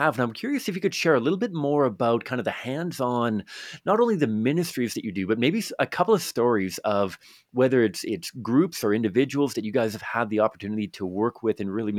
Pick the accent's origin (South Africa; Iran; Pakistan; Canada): Canada; Victoria, British Columbia; the Christian radio station in my hometown of Victoria, British Columbia